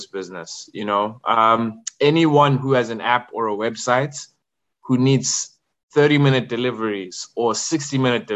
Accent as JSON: {"language": "English", "country": "Zimbabwe", "tie": "born or raised there", "also_born_or_lived": "KwaZulu-Natal, South Africa", "moved": "as an adult", "said": "born and raised in Zim."}